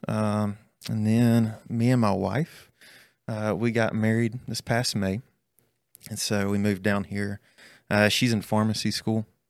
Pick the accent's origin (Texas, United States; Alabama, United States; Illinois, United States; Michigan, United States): Alabama, United States; Birmingham; moved away as an adult; also born or lived in Jasper, Alabama; now in Ridgeland, United States; I'm from Birmingham, Alabama. Uh, so, grew up just north of there. Uh, went to school at Jasper High School